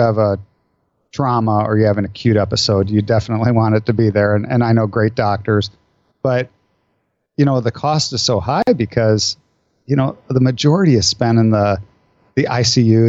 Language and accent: English; Iowa, United States; I grew up in Iowa in the Midwest